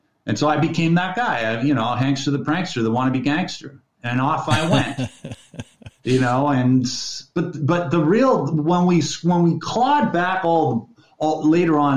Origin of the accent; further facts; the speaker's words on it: Midland, Ontario, Canada; now in British Columbia, Canada; I grew up in Midland, Ontario.